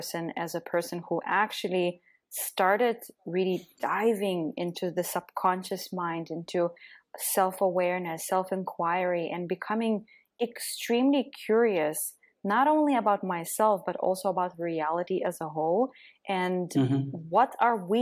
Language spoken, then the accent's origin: English; Lithuania; moved away; also born or lived in Belgium / Netherlands / Germany / Austria; I'm originally from Lithuania